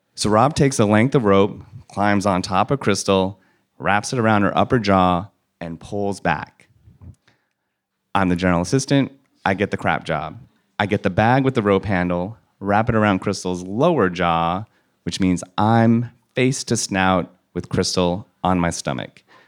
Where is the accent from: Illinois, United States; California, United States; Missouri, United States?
California, United States; I grew up in California in an Asian American household